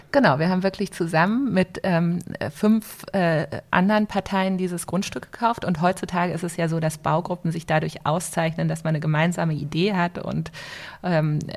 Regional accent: Wolfsburg, Lower Saxony, Germany; ich mit Ende 20 von meinen Eltern ein paar Immobilien geerbt hatte in Wolfsburg, wo ich herkomme.

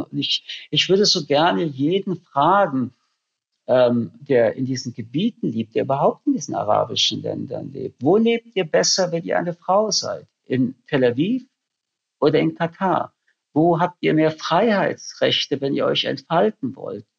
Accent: Germany; für mich als Deutscher

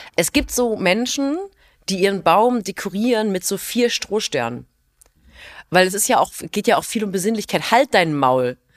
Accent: Rhineland, Germany; ich bin auch Rheinländerin

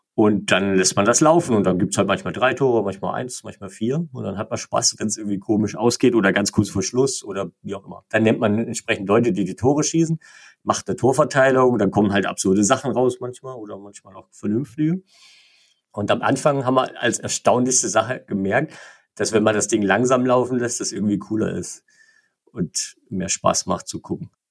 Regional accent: Igersheim, Baden-Württemberg, Germany; Mein Heimatort ist Igersheim, einer romantischen Straße, 5000 Einwohner ungefähr

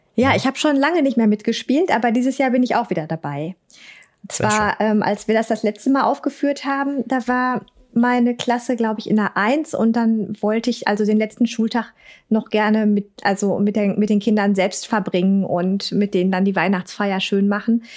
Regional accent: Ruhr area, North Rhine-Westphalia, Germany; accent: Hochdeutsch und Ruhrpott; ich bin nicht so der Dialektmensch. Eher so Hochdeutsch und Ruhrpott

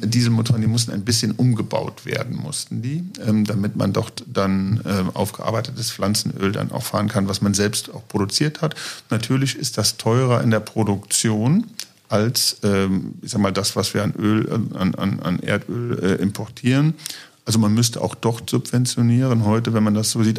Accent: Niederweiler, Rhineland-Palatinate, Germany; also born or lived in Trier; ich bin tatsächlich auf einem Bauernhof aufgewachsen, geboren in Trier

